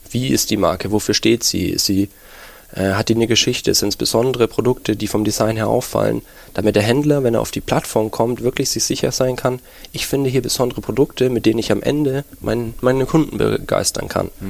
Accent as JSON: {"language": "German", "town": "Nuremberg", "region": "Bavaria", "country": "Germany", "lives_now": "Berlin, Germany", "said": "Ja, ich bin Nürnberger und ja, aber Berlin, die Hauptstadt, hatte man einen großen Reiz ausgemacht für mich"}